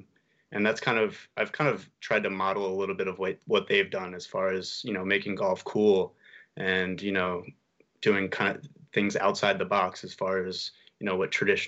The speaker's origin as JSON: {"language": "English", "town": "Camden", "region": "New Jersey", "country": "United States", "said": "we're golfers from Camden and we're actually pretty good too."}